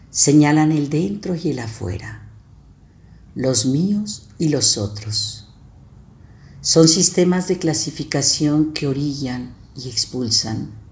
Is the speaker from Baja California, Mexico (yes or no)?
no; San Luis Potosí, Mexico; now in León, Mexico; nuestros viajes constantes de San Luis Potosí, que es mi tierra de origen, a León, Guanajuato, que es mi tierra que me acoge.